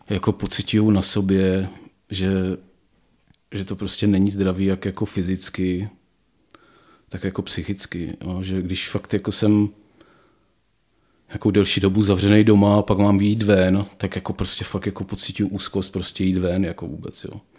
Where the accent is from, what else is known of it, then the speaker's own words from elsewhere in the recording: Ostrava, Moravian-Silesian Region, Czechia; moved away as an adult; Já nevím, no tak já jsem z Ostravy jsem odešel proto, protože jsem si říkal, že tam asi No vzhledem k tomu, že všichni eh, spolužáci z vyšších ročníků šli do Prahy za kariérou